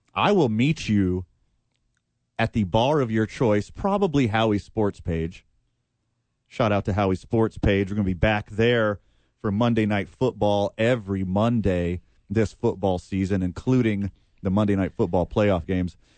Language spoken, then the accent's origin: English; the South, United States; I'm from the South, we got a saying there, bless her heart